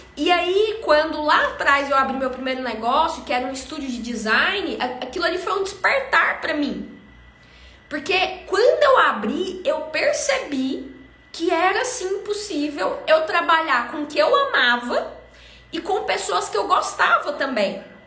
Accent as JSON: {"language": "Portuguese", "town": "Goiânia", "region": "Goiás", "country": "Brazil", "tie": "born or raised there", "said": "eu fui criada aqui em Goiânia"}